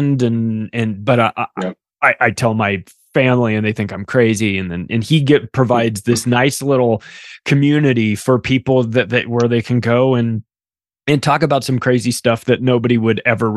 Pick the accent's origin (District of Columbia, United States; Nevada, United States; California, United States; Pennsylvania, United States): California, United States; Southern; that's where I grew up in Southern California, but my grandparents lived in Knoxville. And so I spent every summer in Knoxville